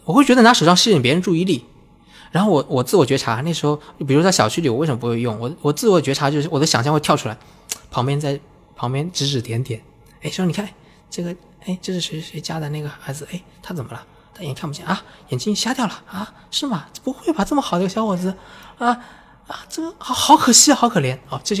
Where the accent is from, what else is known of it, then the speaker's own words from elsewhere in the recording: Kunshan, Jiangsu, China; 甚至在我们家乡昆山，她就说你要去哪里我们送你，你不要拿这个。